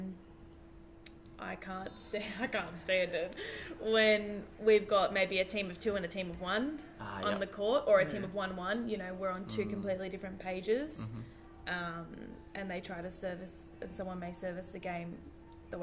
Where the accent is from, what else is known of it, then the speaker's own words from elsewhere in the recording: Noosa, Queensland, Australia; also born or lived in Melbourne; I moved from Melbourne when I was 10, so... When I moved, my parents put me in to Noosa basketball